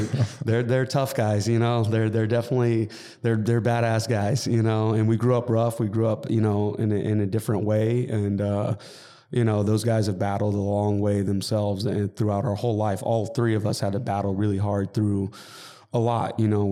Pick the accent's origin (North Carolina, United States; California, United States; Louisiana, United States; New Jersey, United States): California, United States; Montclair; also born or lived in Coachella Valley; So I was born in Montclair, California, and I lived in the Inland Empire till I was 12, you know, till I moved out to the Coachella Valley.